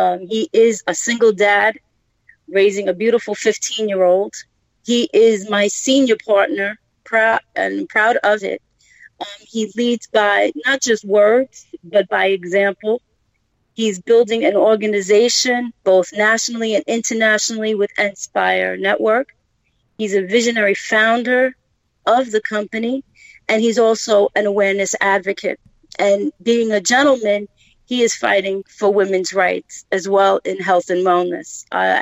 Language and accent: English; New York City, New York, United States; I was born and raised in Brooklyn.